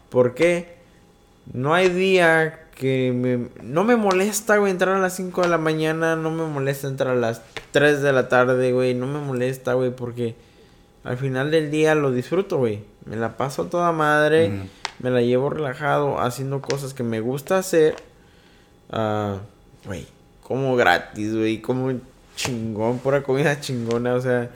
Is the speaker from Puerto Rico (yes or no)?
no; Mexico City, Mexico; Y yo, yo soy chilango